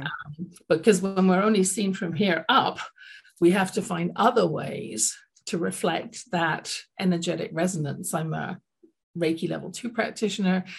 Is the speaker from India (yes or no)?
no; London, United Kingdom; now in Calgary, Canada; I grew up in London, England, as you can tell from my accent